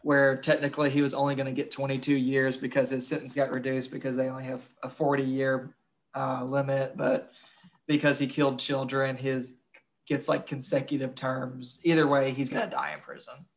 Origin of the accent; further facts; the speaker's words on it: Kentucky, United States; I'm from Kentucky